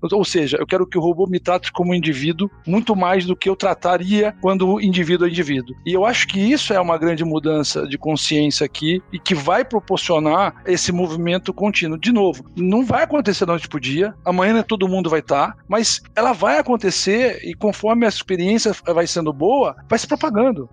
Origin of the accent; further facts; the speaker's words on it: Rio de Janeiro, Brazil; Minha origem, é eu sou do Rio de Janeiro